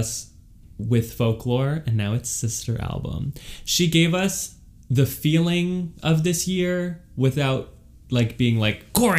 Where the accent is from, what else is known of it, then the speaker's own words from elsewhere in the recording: Cincinnati, Ohio, United States; moved away; I grew up in Cincinnati.